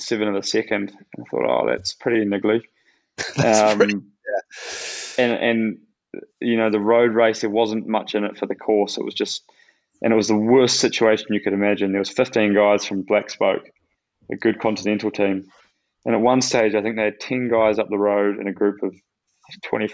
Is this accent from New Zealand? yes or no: yes; New Zealand